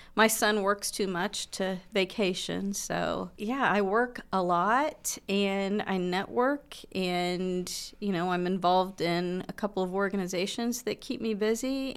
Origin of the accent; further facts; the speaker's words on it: Muncie, Indiana, United States; I am a Munsonian. I, um, grew up in Muncie, uh, went to school in Indianapolis for my high school years, well, actually middle school years, and my dad was transferred back to Muncie.